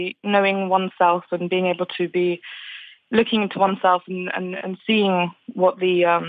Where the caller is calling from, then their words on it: London, United Kingdom; I'm calling from London.